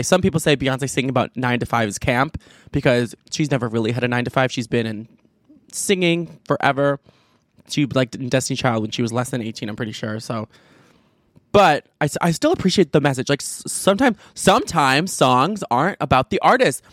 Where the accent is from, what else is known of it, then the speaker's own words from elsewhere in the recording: Chicago, Illinois, United States; I'm from Chicago, I'm from the Chicago suburbs